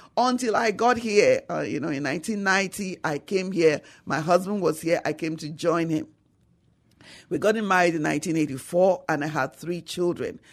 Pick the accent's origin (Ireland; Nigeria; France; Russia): Nigeria; moved away as an adult; now in San Antonio, United States; Nigeria. I came from Nigeria